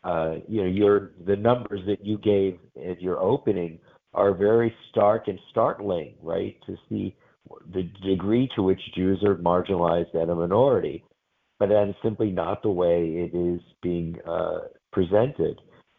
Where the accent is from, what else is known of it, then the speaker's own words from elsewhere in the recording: New York City, New York, United States; I'm an only child of Holocaust survivors. I was born in New York City.